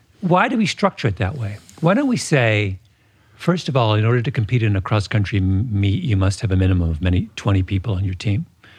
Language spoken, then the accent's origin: English; Canada; Which I'm Canadian. So this is a national trait. Mm-hmm. We're a tiny country that is kind of in the shadow of its large bellicose neighbor.